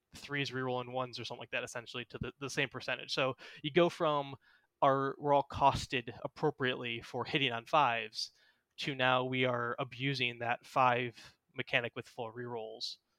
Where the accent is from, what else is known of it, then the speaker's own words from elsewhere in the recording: Houston, Texas, United States; That's where I live is, is in Houston.